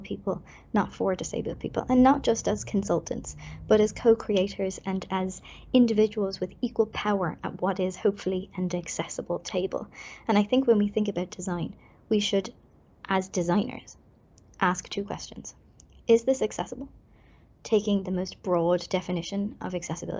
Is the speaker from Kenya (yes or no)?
no; Ireland; as an Irish person